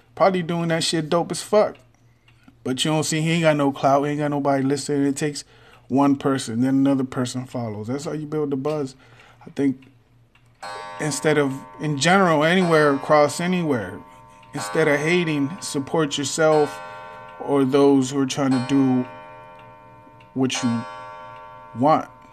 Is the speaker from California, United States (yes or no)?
no; Texas, United States; I'm from Texas